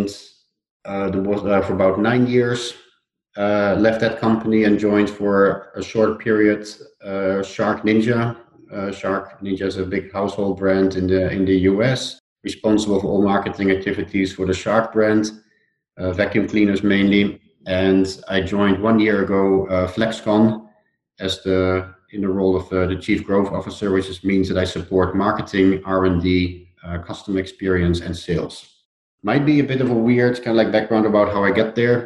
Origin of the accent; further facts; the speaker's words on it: Netherlands; accent: Dutch; English is a second language; moved away as an adult; also born or lived in Switzerland; So you hear it in my accent. I'm Dutch